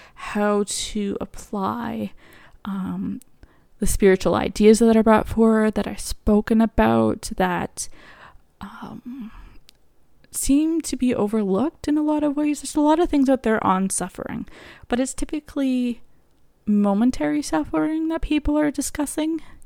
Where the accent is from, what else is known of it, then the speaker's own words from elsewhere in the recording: Canada; also born or lived in Alberta; I am Canadian, so I live in Alberta.